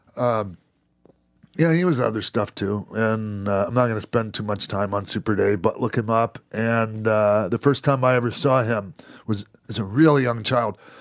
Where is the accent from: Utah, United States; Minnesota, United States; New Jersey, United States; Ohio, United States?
Minnesota, United States; also born or lived in Florida; I grew up, you know, partly in Minnesota